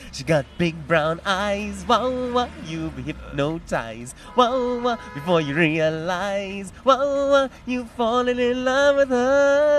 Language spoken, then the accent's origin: English; Westville, KwaZulu-Natal, South Africa; Where I'm originally from?